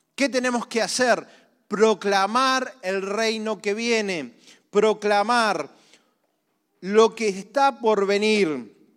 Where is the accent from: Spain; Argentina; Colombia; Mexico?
Argentina; Somos todos argentinos